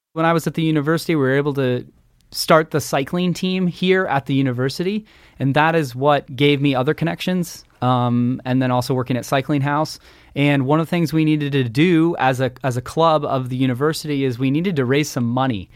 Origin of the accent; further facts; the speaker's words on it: Redmond, Washington, United States; I grew up in Redmond, Washington, the bicycle capital of Washington State